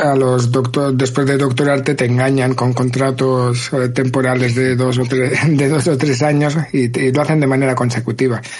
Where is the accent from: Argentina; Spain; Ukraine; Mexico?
Spain; Barcelona, Catalonia; moved away as an adult; now in Geneva, Switzerland; soy de Barcelona y actualmente trabajo en el CERN